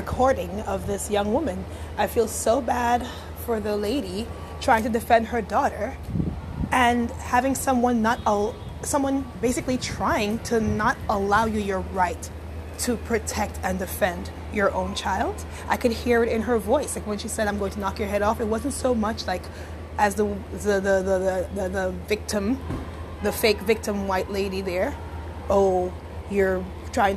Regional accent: New York City, New York, United States; I'm from Brooklyn

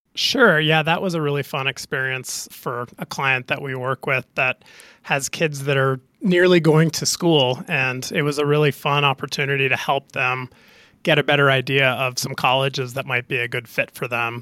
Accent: Canada; being a Canadian hockey player growing up

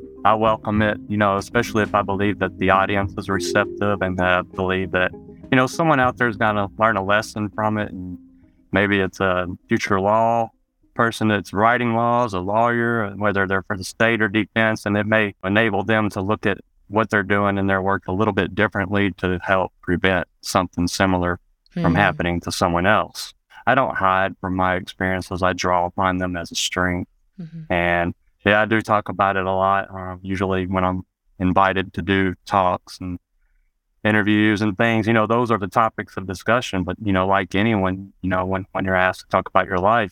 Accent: Arkansas, United States; also born or lived in Memphis, Tennessee; I actually moved to Arkansas on the last day of school for fifth grade. I was living in Memphis, Tennessee

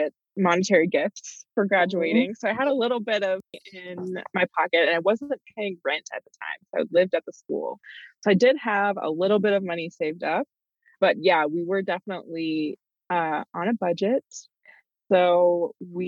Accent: Tennessee, United States; moved away as an adult; coming from the South, I grew up in Tennessee

